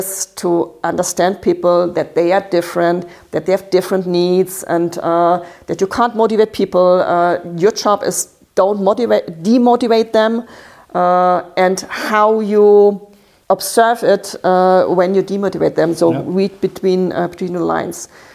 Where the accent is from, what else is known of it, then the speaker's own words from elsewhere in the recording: Baden-Württemberg, Germany; English is a second language; I'm from Baden. It's near the French border.